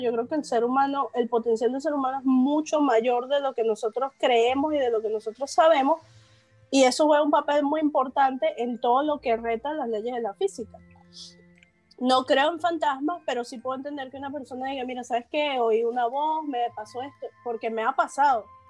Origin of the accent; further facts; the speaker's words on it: Caracas, Capital District, Venezuela; moved away; also born or lived in Amuay, Falcón, Venezuela; Yo vivía en un pueblito que se llama Amuay. Yo soy de Caracas, pero me mudé a Amuay.